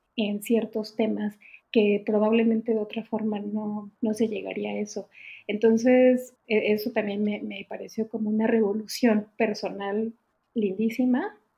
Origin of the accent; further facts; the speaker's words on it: Mexico; moved away as an adult; now in Germany; soy mexicana, vivo en Alemania desde hace poquito más de tres años